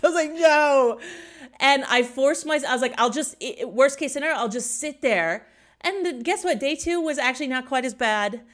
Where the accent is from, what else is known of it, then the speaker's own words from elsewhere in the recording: Indiana, United States; moved away as an adult; also born or lived in Sydney, Australia; now in Munich, Germany; I grew up in Indiana, which is the boring part no one's ever visited in the middle of the U S